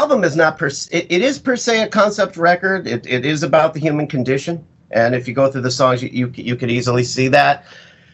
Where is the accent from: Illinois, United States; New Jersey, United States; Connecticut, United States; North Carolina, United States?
Illinois, United States; Chicago; also born or lived in Seattle; now in Florida, United States; I'm originally a Midwesterner like you. I'm from Chicago.